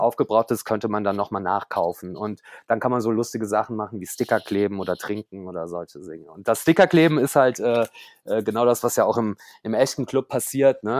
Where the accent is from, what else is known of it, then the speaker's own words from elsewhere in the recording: Koblenz, Rhineland-Palatinate, Germany; now in Berlin, Germany; gebürtig äh, komme ich aus Koblenz, äh, äh, bin also zugezogener Berliner sozusagen